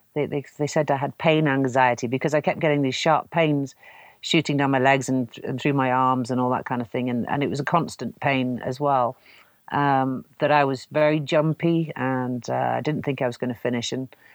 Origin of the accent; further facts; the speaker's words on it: Canada; born there; I was born in Canada and I wanted to see what the prairies were like.